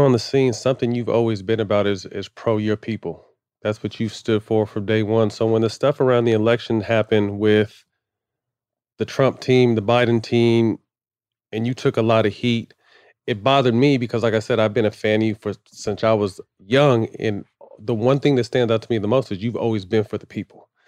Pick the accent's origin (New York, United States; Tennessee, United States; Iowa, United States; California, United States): California, United States; Northern; I was in Northern California